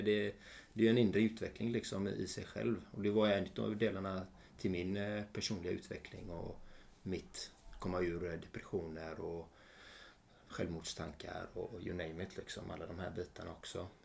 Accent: Sweden

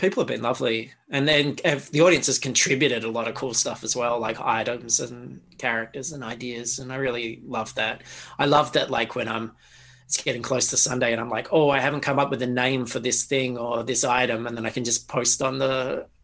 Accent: Australia; an Australian growing up

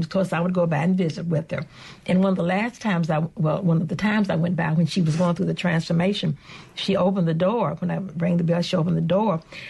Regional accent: Canton, Mississippi, United States; Canton, Mississippi, my hometown

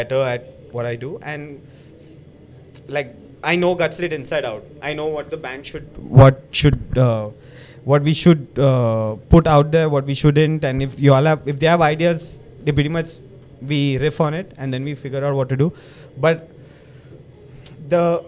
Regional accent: Mumbai, Maharashtra, India; I'm a boy from Mahakali

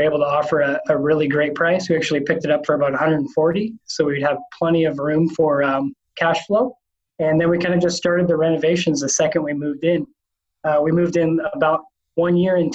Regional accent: Washington, United States; also born or lived in St. Louis; now in Arkansas, United States; both my wife and I are from the West Coast, so we're from Washington State originally

